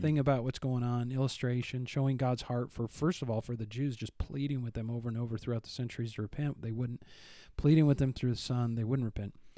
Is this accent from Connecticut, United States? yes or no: no; Northern Illinois, United States; moved away; I'm from Northern Illinois